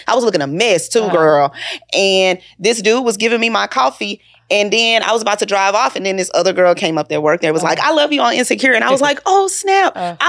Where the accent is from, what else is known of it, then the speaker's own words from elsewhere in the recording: Houston, Texas, United States; And then the crazy thing is because I'm from Houston, so they kept getting upset at me because I was getting into it.